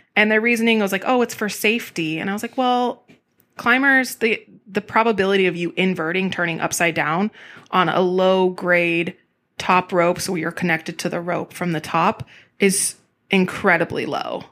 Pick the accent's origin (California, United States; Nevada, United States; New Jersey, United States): California, United States; also born or lived in Texas; now in Portland, United States; I grew up in California